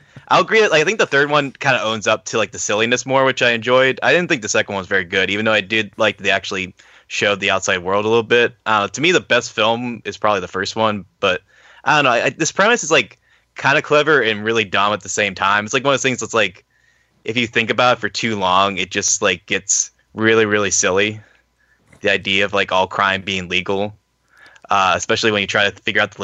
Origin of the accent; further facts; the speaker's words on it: Pittsburgh, Pennsylvania, United States; I'm from Pittsburgh.